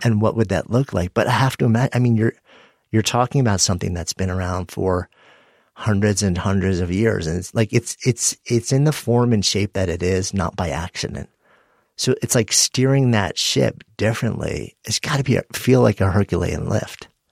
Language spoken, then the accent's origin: English; New York City, New York, United States; being a New Yorker and being in New York City during that time